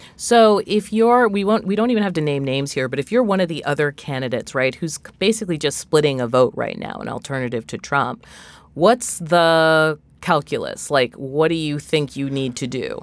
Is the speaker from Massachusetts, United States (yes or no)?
yes; Massachusetts, United States; I'm from Massachusetts